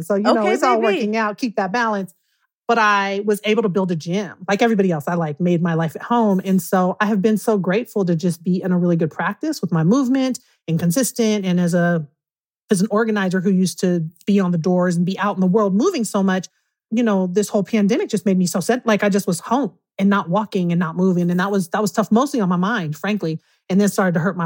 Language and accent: English; Oakland, California, United States; now in Bend, United States; I am from East Oakland, but I live in Oregon. I live in Bend, Oregon